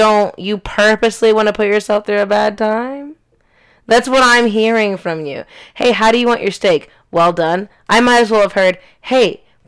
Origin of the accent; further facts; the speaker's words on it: Jamaica; I am Jamaican.